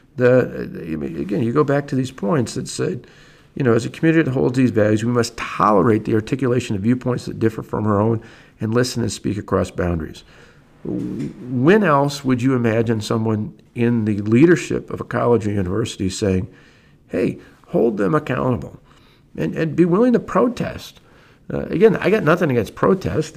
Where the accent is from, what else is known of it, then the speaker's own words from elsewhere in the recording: Delavan, Wisconsin, United States; I grew up in Delavan, small little town